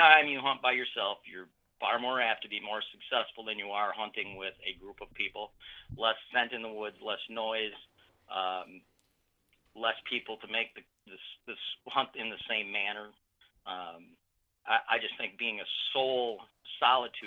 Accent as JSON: {"language": "English", "region": "Michigan", "country": "United States", "said": "I'm from Michigan"}